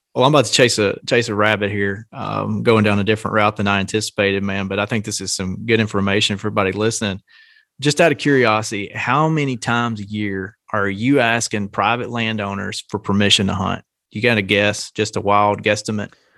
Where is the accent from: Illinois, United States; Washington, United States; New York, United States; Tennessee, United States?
Tennessee, United States; Nashville; I'm from around the Nashville area